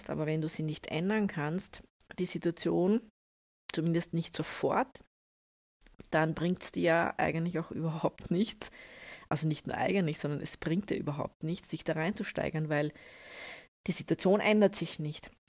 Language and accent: German; Austria; also ich bin ja eine Österreicherin, wir können das ja auch relativ gut, wir sagen dann Sudan.